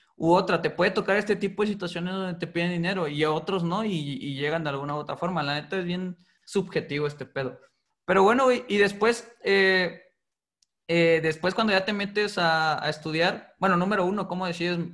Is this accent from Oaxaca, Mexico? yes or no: yes; Putla Villa de Guerrero, Oaxaca, Mexico; somos originarios de Putla Vía de Guerrero, que es una comunidad muy chica